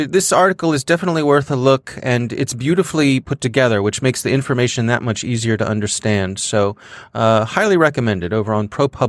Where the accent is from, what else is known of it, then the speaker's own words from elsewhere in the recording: Maryland, United States; My home state of Maryland, where I live